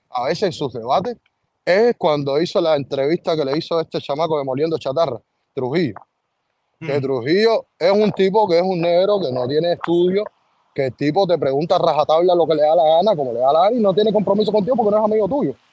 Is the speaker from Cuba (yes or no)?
yes; Cuba; los que más enfatizamos en confundirla de esa manera somos los cubanos